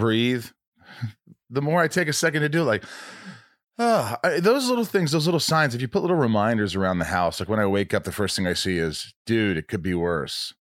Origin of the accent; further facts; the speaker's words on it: Indiana, United States; also born or lived in Oceanside, Long Island, New York; I grew up in a small town in Indiana